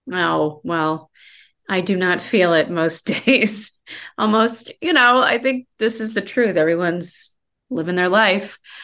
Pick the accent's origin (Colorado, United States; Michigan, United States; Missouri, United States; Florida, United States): Colorado, United States; moved away as an adult; also born or lived in Iowa / Denver; now in Los Angeles, United States; I grew up in Iowa and Colorado.